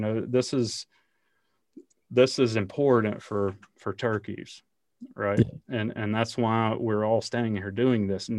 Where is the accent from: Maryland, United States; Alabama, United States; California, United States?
Alabama, United States; I grew up in Alabama, and as you might imagine, the idea that we would burn on a college football Saturday is not real high